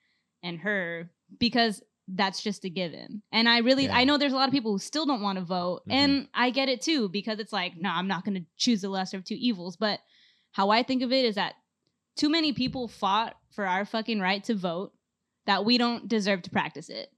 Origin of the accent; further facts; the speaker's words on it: California, United States; we're all born and raised in Cali